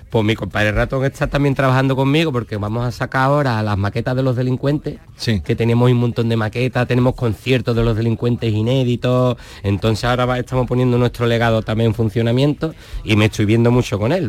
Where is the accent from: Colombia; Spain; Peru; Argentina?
Spain; Jerez de la Frontera, Andalusia; now in Chiclana de la Frontera, Spain; Soy de Jerez porque es el equipo de mi tierra